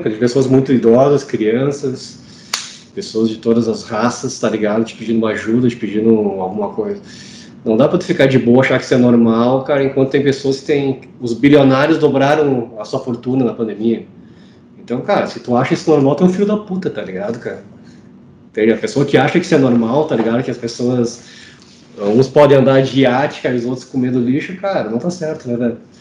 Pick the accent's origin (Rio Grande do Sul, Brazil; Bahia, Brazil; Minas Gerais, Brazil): Rio Grande do Sul, Brazil; Porto Alegre; Eu sou de Porto Alegre, estou em Porto Alegre.